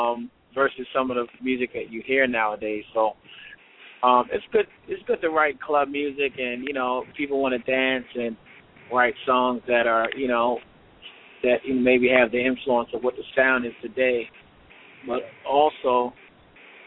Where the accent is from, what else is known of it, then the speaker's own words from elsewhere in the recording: Baltimore, Maryland, United States; I was born and raised in Baltimore, Maryland.